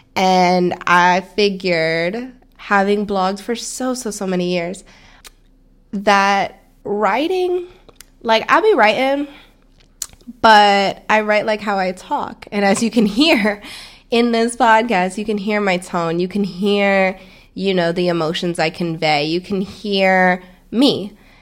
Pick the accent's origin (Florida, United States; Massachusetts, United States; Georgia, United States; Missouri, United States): Florida, United States; also born or lived in Stamford, Connecticut; I was born in Connecticut, raised in Florida